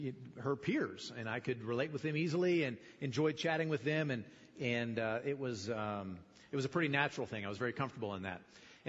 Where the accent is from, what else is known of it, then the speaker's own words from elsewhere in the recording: Fallon, Nevada, United States; I grew up here in Fallon